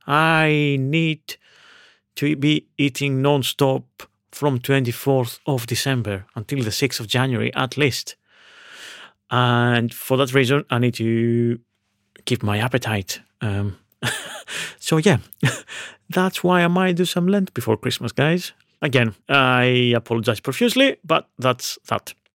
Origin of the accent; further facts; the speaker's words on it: Veria, Central Macedonia, Greece; moved away; my hometown of Veria, in northern Greece